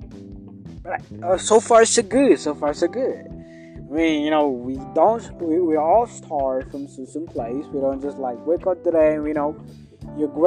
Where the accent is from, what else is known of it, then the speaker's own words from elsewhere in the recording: Kenya; I'm from Africa. Kenya's in Africa. Kenya's in East Africa